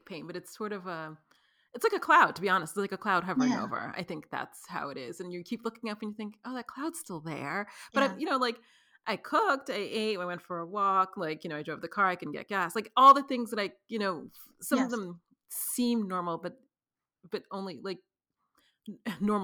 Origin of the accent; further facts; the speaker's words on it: New York City, New York, United States; now in Los Angeles, United States; I'm from New York City where clearly people are packed